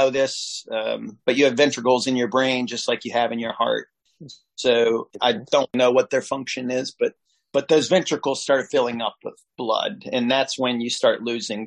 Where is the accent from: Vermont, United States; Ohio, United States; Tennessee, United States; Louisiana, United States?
Ohio, United States; Norwood; growing up in Norwood, was literally like Mayberry